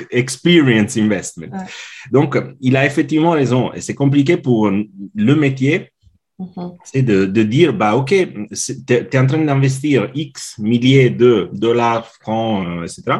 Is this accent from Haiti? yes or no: no; Italy; now in Switzerland; je suis italien, mais je vis en Suisse depuis maintenant 16 ans.